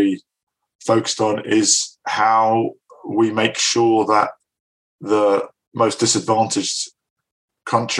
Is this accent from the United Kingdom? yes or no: yes; north of Scotland, United Kingdom; moved away; also born or lived in Glasgow; having been brought up in the north of Scotland